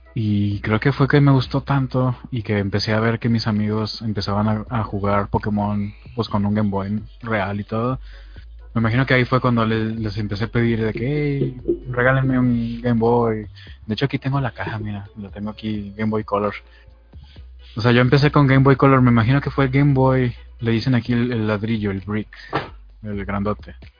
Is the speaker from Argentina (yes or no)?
no; Mexico; soy soy de México